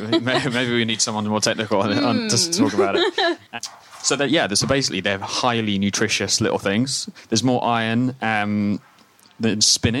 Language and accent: English; Scotland, United Kingdom; Being originally Scottish, that's perfectly acceptable for me.